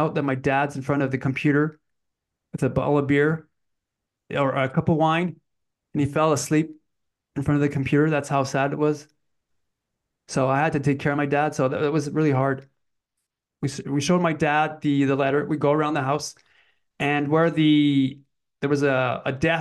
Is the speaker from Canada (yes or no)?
yes; Canada; moved away; also born or lived in French Canada; I was brought up in English Canada. So we moved back to French because my parents are French Canadians.